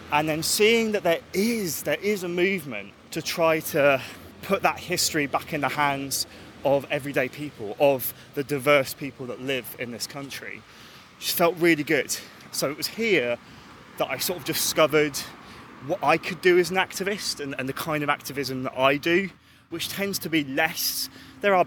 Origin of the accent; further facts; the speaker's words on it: London, United Kingdom; as a Londoner